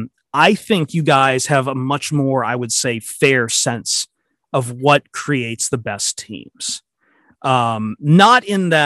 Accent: Midwest, United States; especially for me growing up in the Midwest, it was there. It was part of your blood.

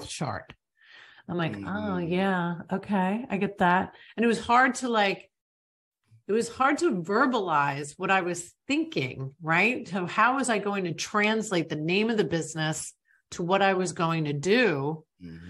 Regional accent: New York, United States; a girl from New York like myself

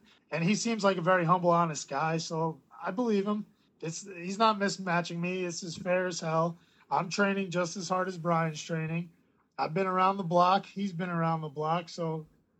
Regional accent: New York, United States; my hometown where I grew up

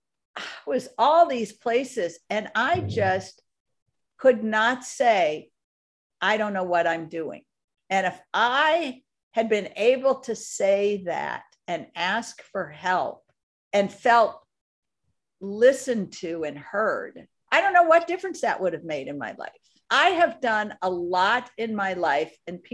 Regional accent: outside of Minneapolis, Minnesota, United States; I grew up in Minnesota on a lake outside of Minneapolis, a big lake.

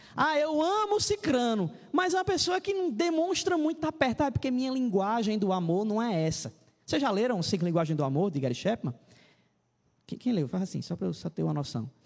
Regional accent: Ceará, Brazil; moved away; also born or lived in Paraíba; eu sou cearense

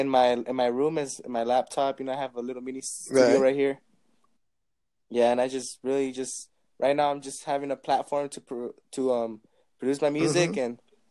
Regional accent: New Mexico, United States; I'm from New Mexico.

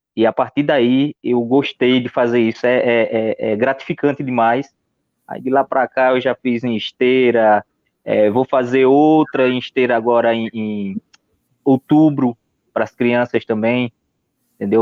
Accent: Santa Cruz do Capibaribe, Pernambuco, Brazil; sou aqui de Santa Cruz de Caparibe

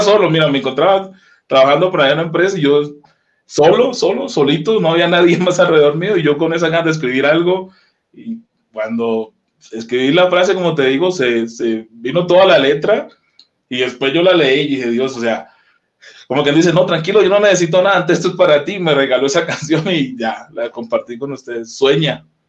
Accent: Colombia; moved away as an adult; now in Mexico; Soy colombiano de pura cepa

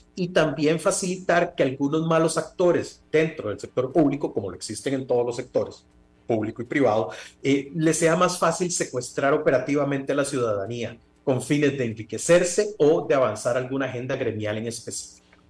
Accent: Costa Rica; en mi país se llama Simpemóvil

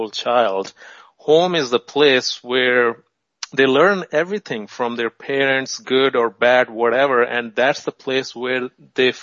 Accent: Pakistan; I was born in Pakistan

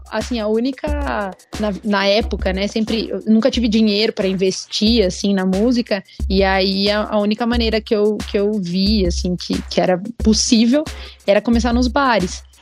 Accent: Brazil; eu fui a única brasileira a ser escolhida para cantar na Hungria

